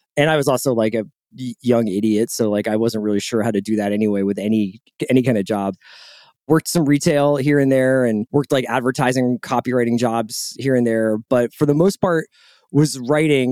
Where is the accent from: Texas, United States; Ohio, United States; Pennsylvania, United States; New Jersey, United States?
Pennsylvania, United States; Philadelphia; moved away as an adult; also born or lived in Boston / New York; I'm from Philadelphia. Um, I, I grew up, like, right by the art museum.